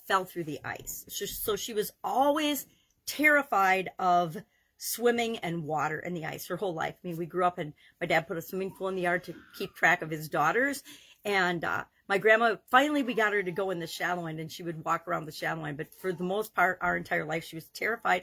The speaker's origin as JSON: {"language": "English", "region": "Wisconsin", "country": "United States", "tie": "born or raised there", "said": "I grew up in Wisconsin"}